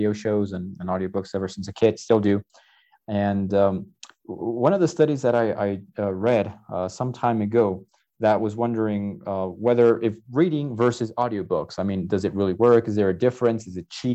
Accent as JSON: {"language": "English", "region": "New Jersey", "country": "United States", "tie": "born or raised there", "moved": "as an adult", "lives_now": "Tlaxcala, Mexico", "said": "I'm a native from Jersey. I grew up near a lot of bookstores over there"}